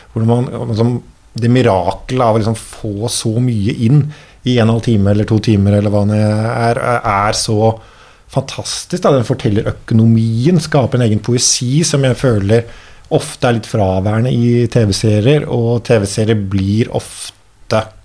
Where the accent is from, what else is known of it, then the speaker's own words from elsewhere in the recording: Oslo, Norway; also born or lived in Denmark; vi er jo fra byen og eh, har bodd og har da litt, liksom litt sånn lokale røtter føtter